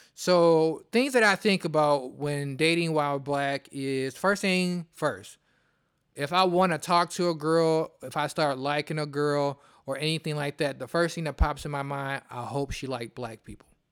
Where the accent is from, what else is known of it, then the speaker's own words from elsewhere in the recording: Detroit, Michigan, United States; I'm from Detroit.